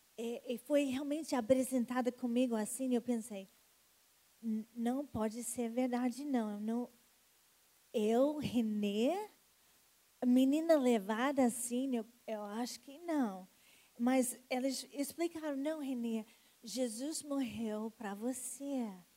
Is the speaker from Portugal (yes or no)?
no; United States; Portuguese is a second language; now in Rio de Janeiro, Brazil; pelo sotaque, vocês já sabem que eu não sou das gema, não, né? É, realmente, eu sou americana